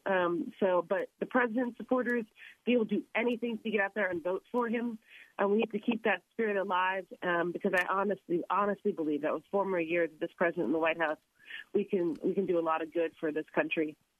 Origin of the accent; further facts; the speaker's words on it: Florida, United States; my home state